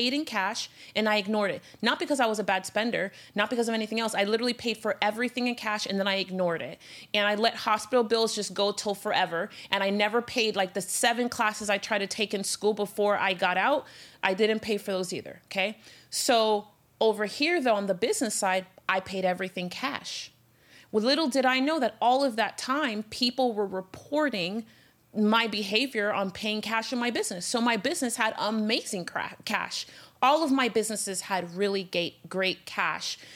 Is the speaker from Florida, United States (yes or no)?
yes; Miami, Florida, United States; I'm from Miami